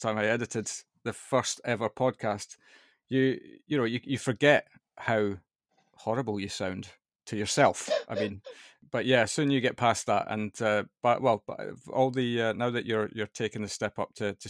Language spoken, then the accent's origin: English; Scotland, United Kingdom; you can probably detect from my accent that I'm also from that part of the world